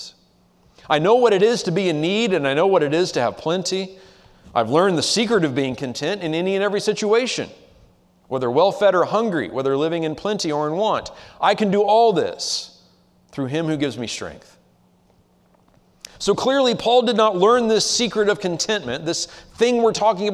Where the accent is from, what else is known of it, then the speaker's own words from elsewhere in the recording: United States; as American Christians living in the 21st century